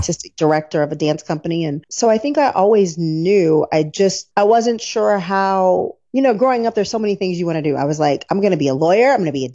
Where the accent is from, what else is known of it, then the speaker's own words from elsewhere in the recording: Jefferson City, Missouri, United States; moved away as an adult; also born or lived in Ohio; now in Los Angeles, United States; I am from Jefferson City, Missouri, the Show Me State